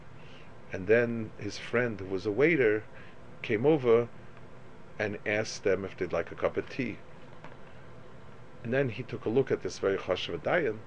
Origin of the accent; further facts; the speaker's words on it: United States; as an American